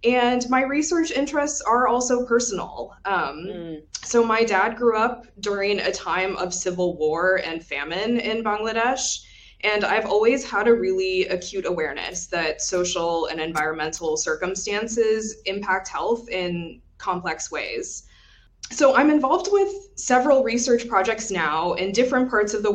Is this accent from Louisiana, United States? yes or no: no; Texas, United States; I grew up in Texas